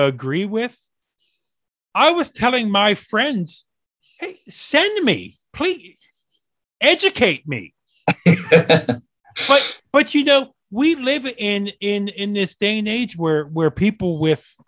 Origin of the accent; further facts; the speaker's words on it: Maryland, United States; I grew up in Maryland, about 40 minutes from DC